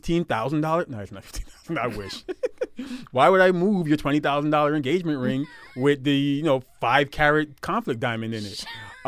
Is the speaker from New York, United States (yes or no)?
yes; Brooklyn, New York, United States; I'm from Brooklyn.